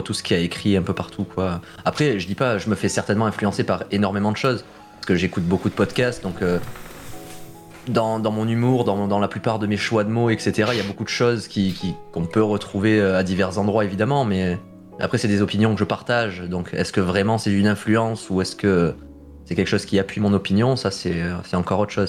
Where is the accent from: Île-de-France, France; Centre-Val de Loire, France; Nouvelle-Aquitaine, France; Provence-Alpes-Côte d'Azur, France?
Provence-Alpes-Côte d'Azur, France; Marseille; moved away; j'ai passé une partie de mon enfance à Marseille